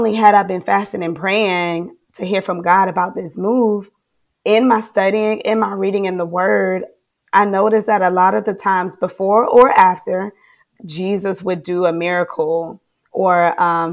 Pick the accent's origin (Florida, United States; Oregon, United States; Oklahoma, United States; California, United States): Florida, United States; moved away as an adult; now in Charlotte, United States; I'm from Florida, baby.